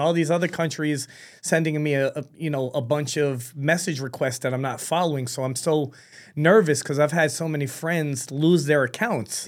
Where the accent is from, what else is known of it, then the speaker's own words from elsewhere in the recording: New York City, New York, United States; moved away as an adult; now in Florida, United States; I was born in New York City. She was, she was great. My father was killing it. And unfortunately, when I was nine months old, she passed away. My grandparents took me in, um, and raised me